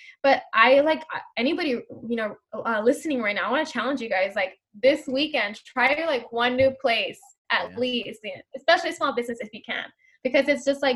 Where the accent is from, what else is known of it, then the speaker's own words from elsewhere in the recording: San Diego, California, United States; I'm gonna do Third Avenue because it's my hometown